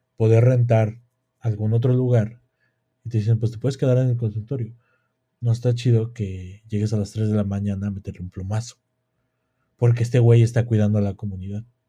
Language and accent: Spanish; Mexico; nosotros como mexicanos